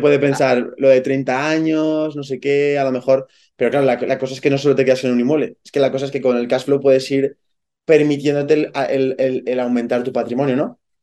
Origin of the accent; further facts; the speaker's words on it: Zaragoza, Aragon, Spain; yo soy de Zaragoza